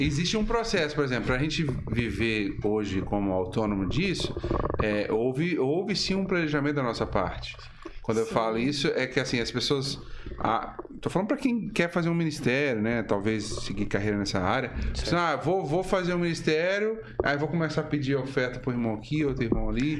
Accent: Minas Gerais, Brazil; eu sou mineiro

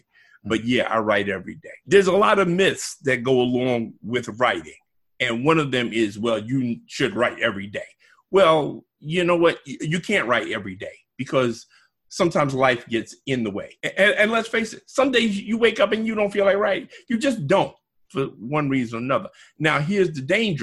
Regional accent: New York City, New York, United States; I grew up in Bedford-Stuyvesant, Brooklyn

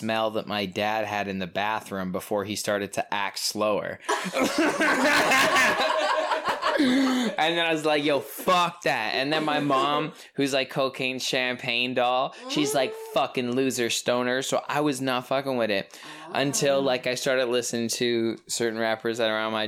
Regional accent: Toronto, Ontario, Canada; I'm from Toronto

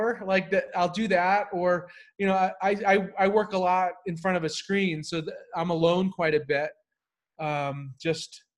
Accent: Whittier, California, United States; I went to school in near LA, in a town called Whittier.

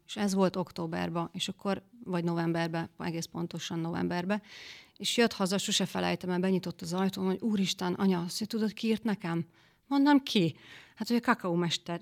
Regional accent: a village near Győr, Győr-Moson-Sopron, Hungary; moved away as an adult; now in Balogunyom, Hungary; én Győr melletti faluból származunk, és ez egy szomszéd falu

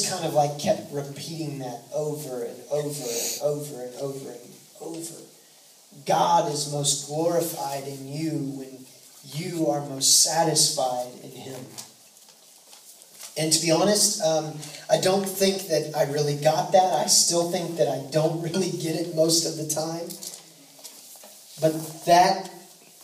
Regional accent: the Northwest, Pacific Northwest, United States; also born or lived in California / Zimbabwe; now in Texas, United States; Now, I've lived in Texas for a while, but I grew up in the Northwest

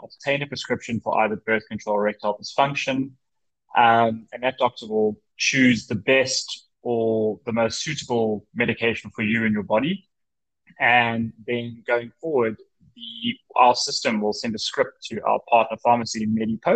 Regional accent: Johannesburg, Gauteng, South Africa; moved away; I'm originally from Johannesburg, South Africa

